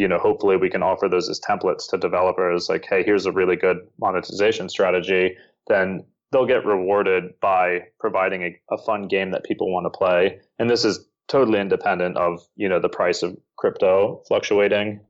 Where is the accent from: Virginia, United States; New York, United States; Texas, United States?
Virginia, United States; Northern; moved away as an adult; also born or lived in Bangkok, Thailand; now in Seoul, South Korea; I am from the U S, uh, in Northern Virginia, right outside of Washington, D C.